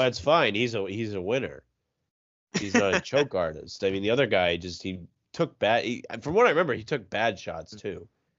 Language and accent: English; Rhode Island, United States; I'm from Rhode Island.